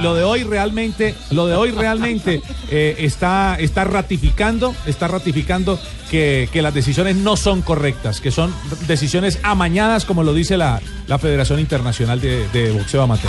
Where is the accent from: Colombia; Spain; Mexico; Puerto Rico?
Colombia; Yo soy colombiano